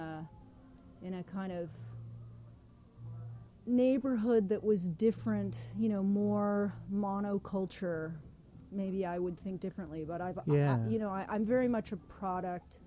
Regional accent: Denver, Colorado, United States; moved away as an adult; now in Toronto, Canada; I grew up in Denver

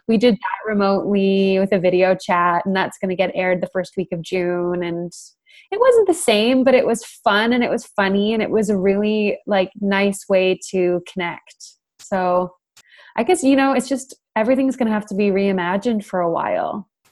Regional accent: Canada; moved away as an adult; also born or lived in United Kingdom; now in London, United Kingdom; I live there now, but I'm from Canada

